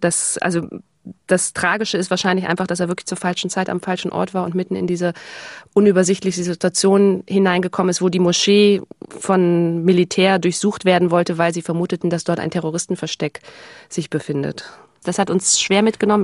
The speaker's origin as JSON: {"language": "German", "region": "Hamburg", "country": "Germany", "said": "Also ich komme aus Hamburg"}